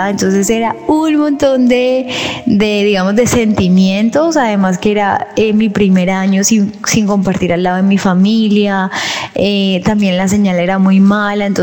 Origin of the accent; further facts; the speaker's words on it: Colombia; Y nos dicen, no, nosotros somos de Colombia. Ay, nosotros también.